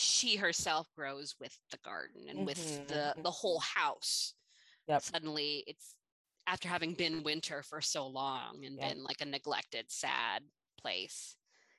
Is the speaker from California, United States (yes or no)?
yes; California, United States; now in Midwest, United States; as a Californian